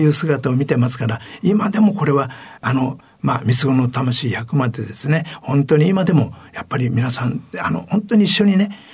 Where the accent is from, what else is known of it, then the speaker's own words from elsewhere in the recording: Tokyo, Japan; 東京は下町の浅草というところでございます